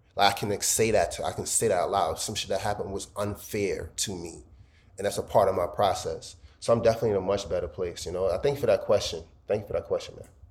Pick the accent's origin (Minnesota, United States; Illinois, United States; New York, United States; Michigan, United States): New York, United States; New York City; I'm American. I was born here. Of course, I, I, brag about Brooklyn